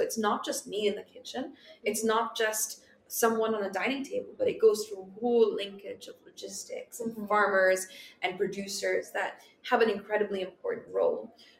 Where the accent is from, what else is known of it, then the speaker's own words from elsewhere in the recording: Philippines; Communities in the Philippines are very small. So everyone knows each other.